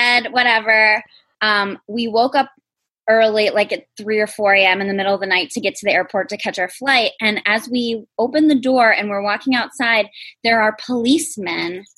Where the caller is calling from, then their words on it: Finger Lakes, upstate New York, United States; I'm calling from upstate New York in the Finger Lakes